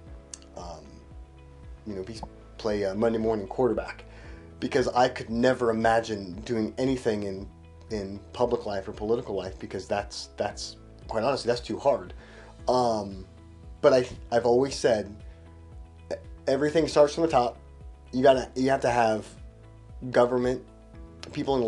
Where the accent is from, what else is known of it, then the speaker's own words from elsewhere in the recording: Stockton, California, United States; I grew up in Stockton in a time when our neighborhood had more Southeast Asian kids